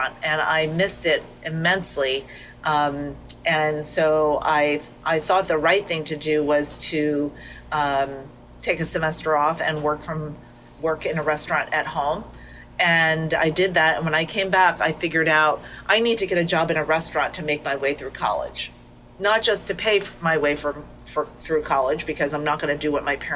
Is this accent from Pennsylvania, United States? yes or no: no; Monmouth County, New Jersey, United States; I was a bus girl in a French restaurant in my hometown in Monmouth County, New Jersey